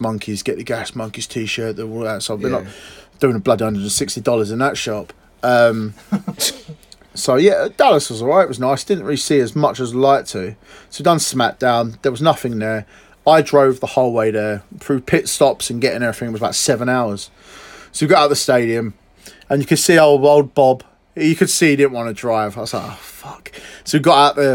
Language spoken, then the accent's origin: English; England, United Kingdom